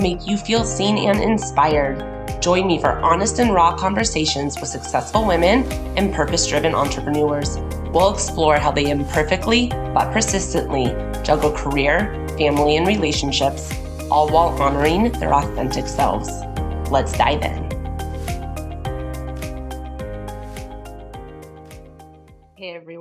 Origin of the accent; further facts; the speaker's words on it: Conejo Valley, California, United States; I'm born and raised in the Kaneo Valley.